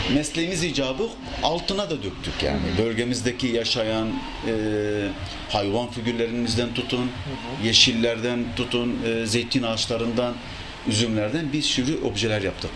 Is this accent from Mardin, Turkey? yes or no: yes; Mardin, Turkey; Mardin doğumluyum. Ee, Süryani bir ailenin çocuğuyum